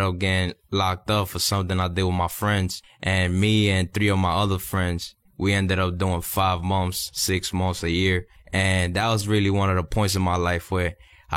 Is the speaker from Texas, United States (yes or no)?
no; New York, United States; moved away as an adult; now in Miami, United States; I come from New York. I'm 24 years old. And growing up, I had great parents